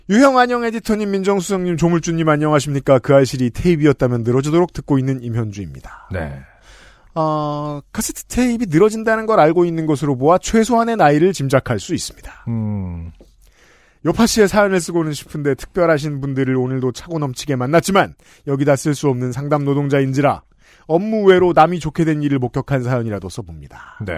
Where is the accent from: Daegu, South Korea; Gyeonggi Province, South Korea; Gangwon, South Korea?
Daegu, South Korea; 저는 떡볶이의 도시 대구 출신이라 호락호락하지 않습니다.